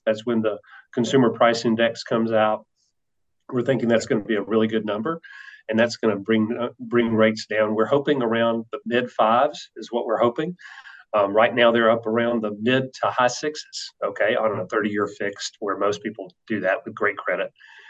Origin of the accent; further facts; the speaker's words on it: the South, United States; Yeah. I love barbecue. I am from the South. Mm-hmm. So I love barbecue.